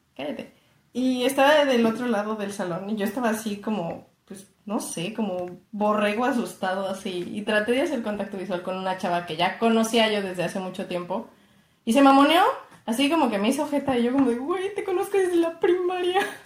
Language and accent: Spanish; Mexico City, Mexico; soy chilanga